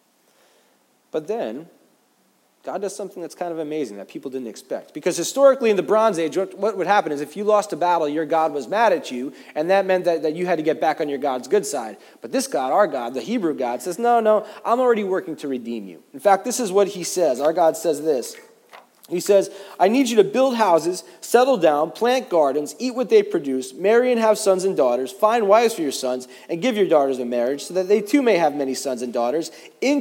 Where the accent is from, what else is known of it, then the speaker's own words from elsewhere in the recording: United States; now in New York, United States; As American Christians